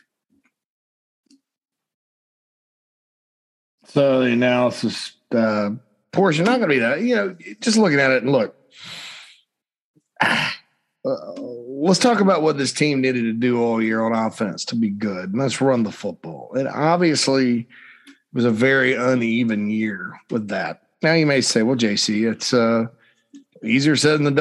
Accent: Spartanburg, South Carolina, United States; my hometown of Spartanburg, Daniel Morgan Avenue

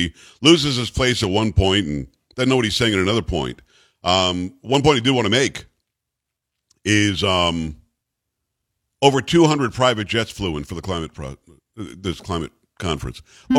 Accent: New York, United States; moved away; I'm from New York originally

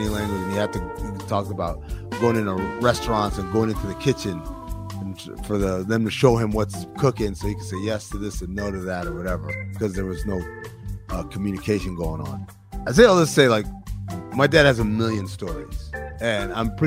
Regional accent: Sudan; moved away; y'all know I'm not from here. My dad is from Sudan. I'm from Sudan

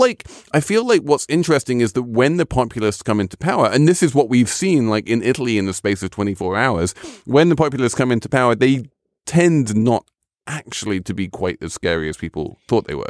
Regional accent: England, United Kingdom; as a Brit

